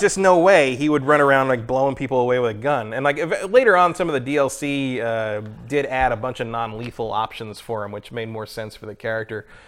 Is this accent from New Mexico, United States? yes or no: no; San Mateo, California, United States; I was born down the peninsula, mm-hmm. and I think I was born in San Mateo.